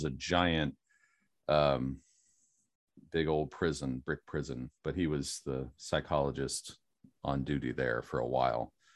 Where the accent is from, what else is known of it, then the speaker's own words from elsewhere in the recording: Steelers country, Pennsylvania, United States; moved away; I grew up in Steelers country